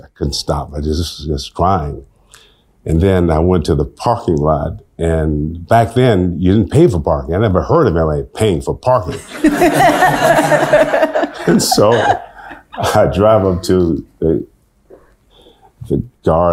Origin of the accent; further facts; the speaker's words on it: Detroit, Michigan, United States; moved away as an adult; also born or lived in Los Angeles; I said I was from Detroit